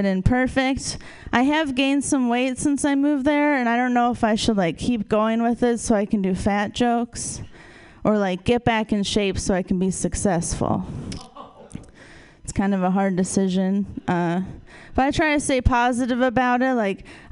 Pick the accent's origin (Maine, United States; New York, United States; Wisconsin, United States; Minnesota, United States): Wisconsin, United States; moved away; I'm originally from Wisconsin